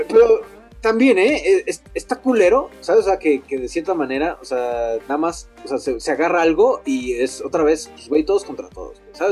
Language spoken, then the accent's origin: Spanish; Mexico; nosotros mexicanos